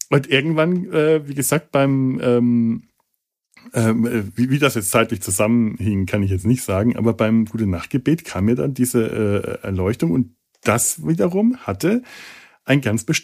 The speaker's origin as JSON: {"language": "German", "region": "Bavaria", "country": "Germany", "said": "Als Franke ist ja gerne mal der Bayer das Feindbild, so wie äh, für den Bayern der Preuße das Feindbild ist"}